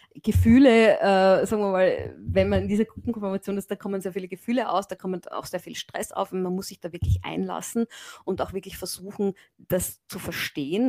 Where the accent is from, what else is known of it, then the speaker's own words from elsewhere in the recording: Graz, Styria, Austria; moved away as an adult; now in Japan; ich komme aus Graz ursprünglich